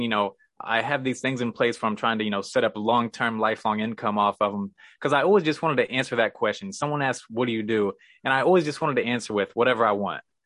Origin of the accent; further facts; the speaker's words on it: Missouri, United States; moved away as an adult; also born or lived in San Diego; I'm from Missouri